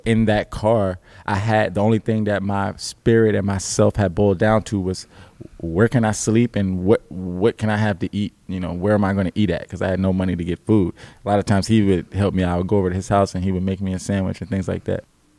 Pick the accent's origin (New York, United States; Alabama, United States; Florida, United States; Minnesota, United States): Alabama, United States; I have other family that's back home in the South in Alabama. So I came from Alabama up here after moving around the world because my parents were in the military.